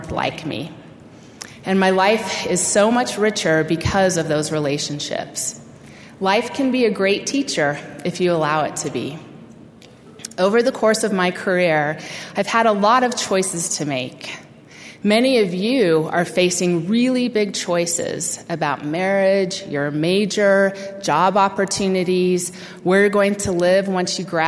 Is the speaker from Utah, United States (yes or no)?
yes; Utah, United States; moved away as an adult; my lifelong home in Utah